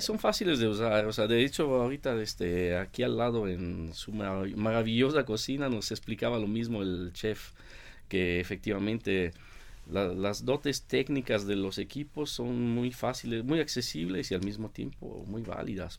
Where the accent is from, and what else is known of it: Italy; moved away; also born or lived in Mexico